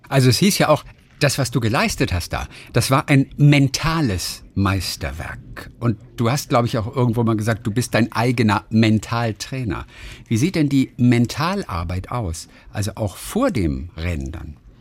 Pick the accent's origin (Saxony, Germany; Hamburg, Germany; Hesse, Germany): Hamburg, Germany; ich bin ja Hamburger